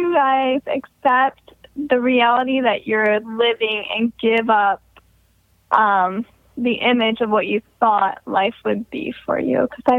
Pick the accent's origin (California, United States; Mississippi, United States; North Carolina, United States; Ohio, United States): Ohio, United States; I'm from Ohio.